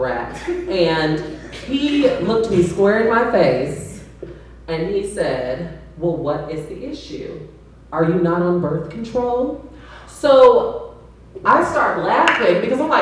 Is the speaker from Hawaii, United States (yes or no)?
no; Chicago, Illinois, United States; I'm from Chicago, and I worked at Lincoln Mall in the South Burbs